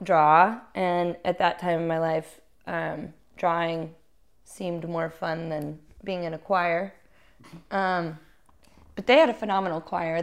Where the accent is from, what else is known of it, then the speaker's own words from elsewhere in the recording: Little Rock, Arkansas, United States; I grew up in Little Rock, Arkansas